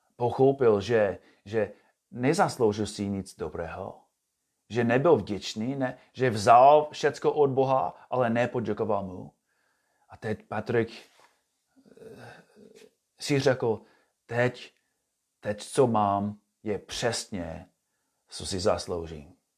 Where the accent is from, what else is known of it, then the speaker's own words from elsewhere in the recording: United States; Czech is a second language; moved away as an adult; now in Czech Republic; jsem původně z USA a bydlím tady se svou rodinou